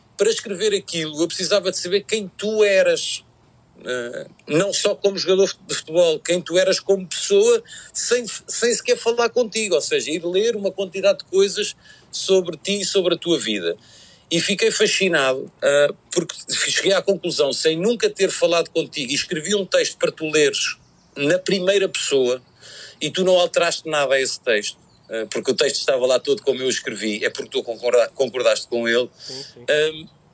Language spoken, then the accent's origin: Portuguese; Portugal; como, como, português